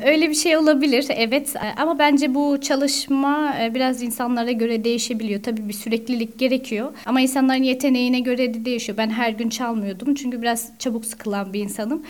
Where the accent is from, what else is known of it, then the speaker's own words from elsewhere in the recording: Strasbourg, Grand Est, France; also born or lived in Istanbul / Switzerland; now in Paris, France; Strasbourg doğumluyum.